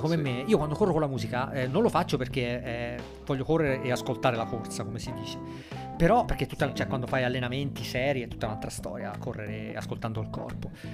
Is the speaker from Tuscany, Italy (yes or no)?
yes; Monte Argentario, Tuscany, Italy; io sono di Montargentario, sul mare, in provincia di Grosseto